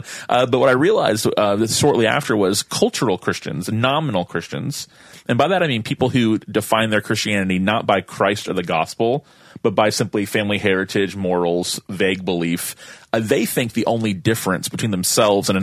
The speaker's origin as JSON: {"language": "English", "town": "Tallahassee", "region": "Florida", "country": "United States", "tie": "born or raised there", "said": "I'm from Tallahassee. It's my hometown"}